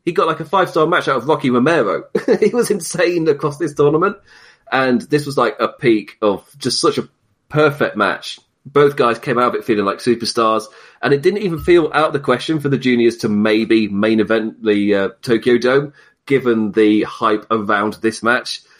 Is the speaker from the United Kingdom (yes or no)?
yes; United Kingdom; being British